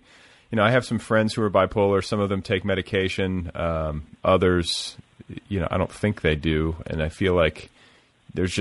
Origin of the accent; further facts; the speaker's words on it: Milwaukee, Wisconsin, United States; moved away; I'm from Milwaukee originally